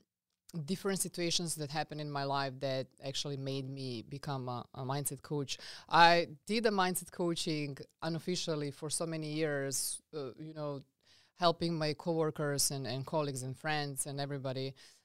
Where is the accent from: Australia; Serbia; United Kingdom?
Serbia; English is a second language; now in United States; So I come from a very small country. I'm coming from Serbia, as you can notice my accent. Funny fact about Serbia that I want to say is that Serbia is the smaller size than South Carolina